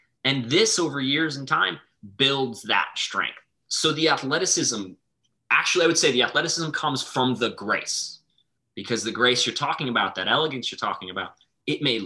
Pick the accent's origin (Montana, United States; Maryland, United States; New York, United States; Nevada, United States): Montana, United States; now in Boston, United States; Where I grew up in Montana